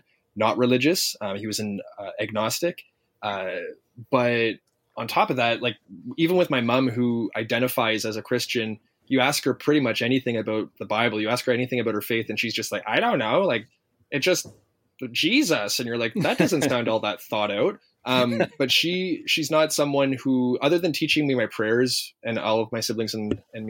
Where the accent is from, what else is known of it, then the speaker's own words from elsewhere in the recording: Toronto, Ontario, Canada; moved away as an adult; also born or lived in Virginia / Florida; Born and raised in Toronto.